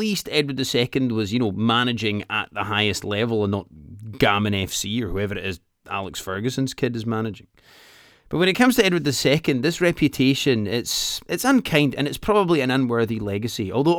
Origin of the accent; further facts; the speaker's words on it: Edinburgh, Scotland, United Kingdom; I am your host. I'm a stand-up comedian from Edinburgh